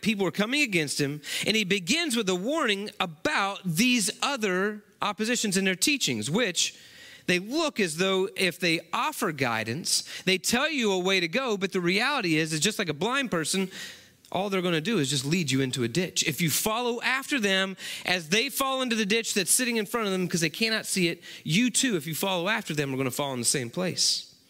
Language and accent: English; West Virginia, United States; moved away as an adult; now in Texas, United States; growing up in West Virginia